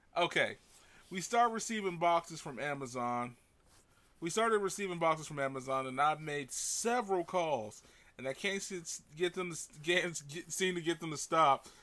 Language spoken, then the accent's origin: English; United States; I'm an American